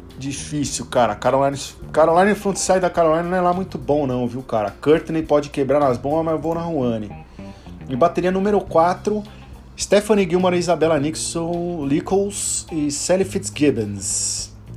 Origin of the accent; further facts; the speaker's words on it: Brazil; sou brasileiro